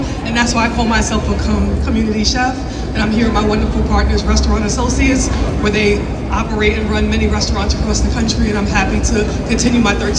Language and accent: English; New York City, New York, United States; I'm from the Bronx, New York.